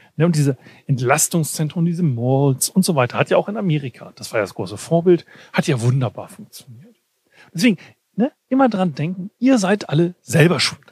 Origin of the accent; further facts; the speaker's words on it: Weserbergland, Lower Saxony, Germany; moved away; mein Dorf, wo ich herkomme, Weserbergland